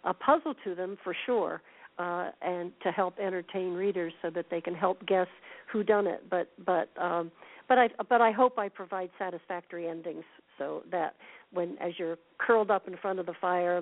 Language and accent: English; California, United States; my hometown, which is a small town in California